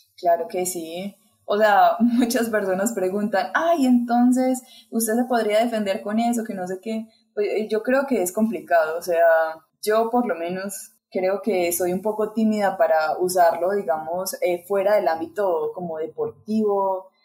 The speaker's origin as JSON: {"language": "Spanish", "country": "Colombia", "said": "aquí en mi país"}